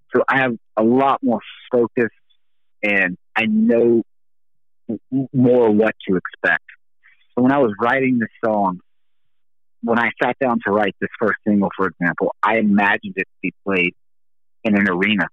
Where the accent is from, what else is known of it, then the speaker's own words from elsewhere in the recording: the South, United States; I grew up in the South